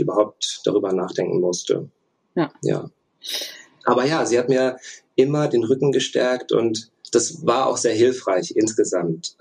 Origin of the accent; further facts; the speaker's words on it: Russia; moved away; ich bin in Russland geboren, beide Elternteile ähm, sind russisch